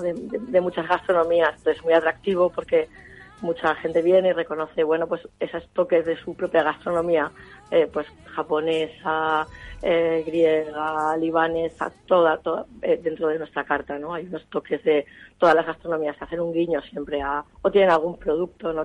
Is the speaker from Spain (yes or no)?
yes; Valencia, Valencian Community, Spain; soy de Valencia